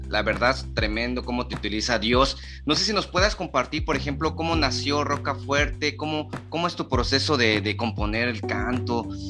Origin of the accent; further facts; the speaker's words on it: Chiapas, Mexico; aquí somos de Chiapas